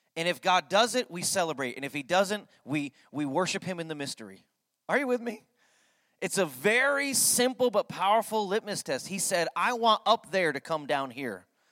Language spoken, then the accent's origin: English; Connecticut, United States; I grew up in Connecticut